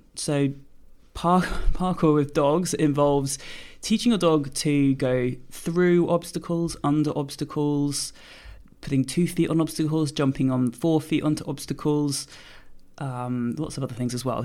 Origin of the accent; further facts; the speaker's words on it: United Kingdom; now in Jersey; I'm a British force-free gun dog trainer